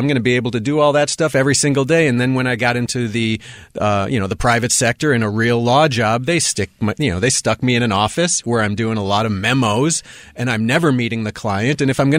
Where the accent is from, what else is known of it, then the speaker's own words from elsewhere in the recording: Milwaukee, Wisconsin, United States; But yeah, born and raised in Milwaukee, Wisconsin.